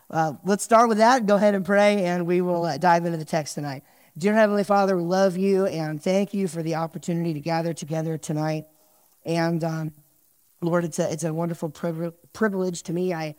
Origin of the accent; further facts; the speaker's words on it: New Jersey, United States; And I'm from New Jersey, so I at least have an excuse to have bad driving skills and road rage issues.